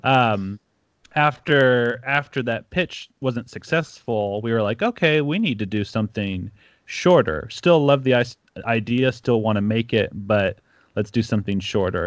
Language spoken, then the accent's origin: English; Ecuador; moved away; I grew up in Ecuador